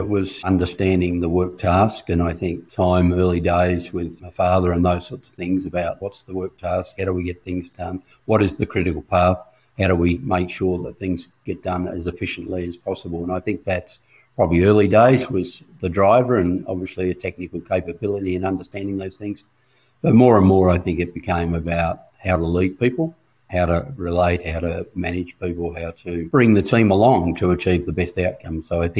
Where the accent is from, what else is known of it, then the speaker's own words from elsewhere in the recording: Mount Gambier, South Australia, Australia; moved away as an adult; also born or lived in Rockhampton; So I grew up in Mount Gambier, South Australia